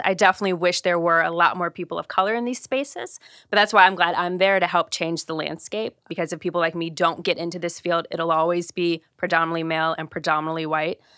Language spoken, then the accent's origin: English; Ohio, United States; moved away; I'm originally from Ohio